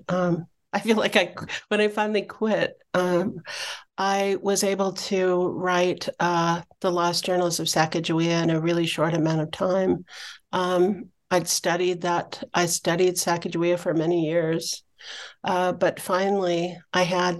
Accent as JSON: {"language": "English", "town": "Spokane", "region": "Washington", "country": "United States", "tie": "born or raised there", "also_born_or_lived": "Flathead Reservation, Montana", "moved": "as an adult", "said": "I grew up in Spokane, Washington, and I moved to the Flathead Reservation when I was 18 years old"}